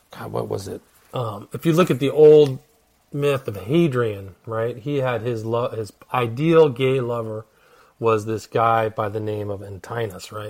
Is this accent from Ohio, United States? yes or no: no; California, United States; in Berkeley, and I'm from Northern California